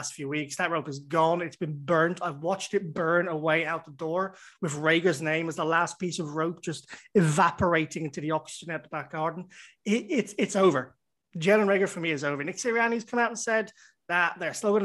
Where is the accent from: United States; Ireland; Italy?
Ireland; I'm Irish.